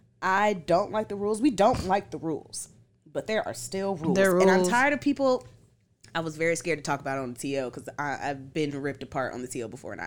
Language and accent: English; United States; As an American